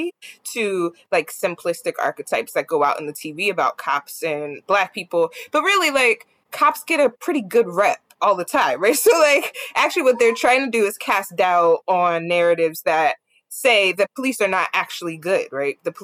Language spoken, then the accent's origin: English; New Jersey, United States; I'm from Jersey